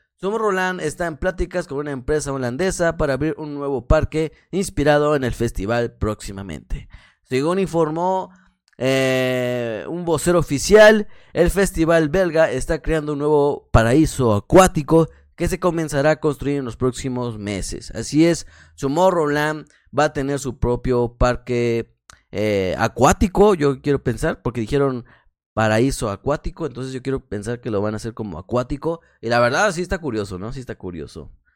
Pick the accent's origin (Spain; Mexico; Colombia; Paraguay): Mexico; como soy mexicano